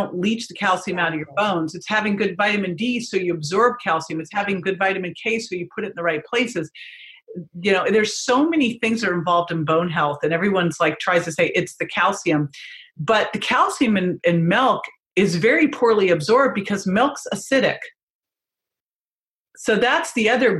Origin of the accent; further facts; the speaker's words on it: right outside of San Francisco, California, United States; I grew up right outside of San Francisco